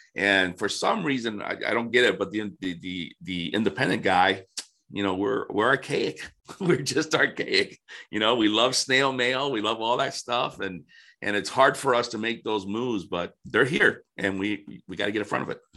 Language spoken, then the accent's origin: English; Florida, United States; also born or lived in Detroit area, Michigan; now in Detroit, United States; I grew up in Florida and somehow I ended up up here